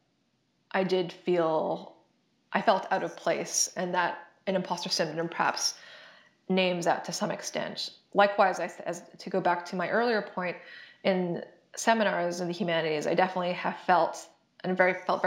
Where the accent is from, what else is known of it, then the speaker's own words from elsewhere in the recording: Canada; moved away as an adult; I'm Canadian, and I did all my previous education in Canada